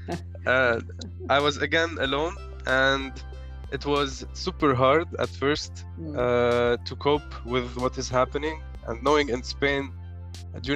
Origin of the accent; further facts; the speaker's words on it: Lebanon; moved away as an adult; also born or lived in Qatar; I'm a Lebanese guy who's been born and raised in Lebanon